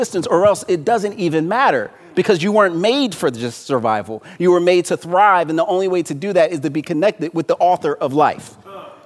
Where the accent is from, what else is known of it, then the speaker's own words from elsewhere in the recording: Philadelphia, Pennsylvania, United States; My city, my hometown, Philadelphia